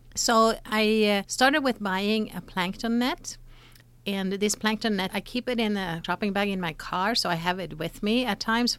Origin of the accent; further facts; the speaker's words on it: Sweden; moved away as an adult; now in United States; I grew up in Sweden